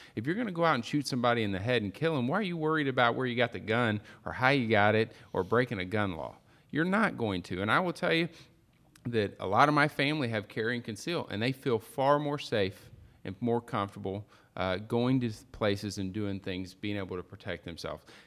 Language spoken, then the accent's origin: English; Perryville, Missouri, United States; I'm from Perryville, Missouri